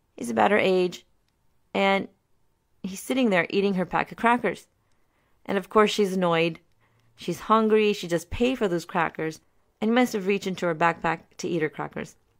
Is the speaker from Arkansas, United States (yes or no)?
no; Maryland, United States; also born or lived in Pakistan; I was born in Pakistan, but came to the U S at only three years old, and I grew up in Maryland for most of my life